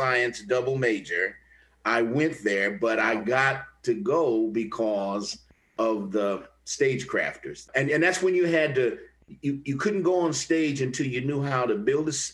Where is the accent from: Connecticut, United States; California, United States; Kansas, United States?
Kansas, United States; Kansas City; moved away as an adult; also born or lived in Jefferson City, Missouri / Buffalo / Chicago / St. Louis; I was born in Missouri, but I was raised in Kansas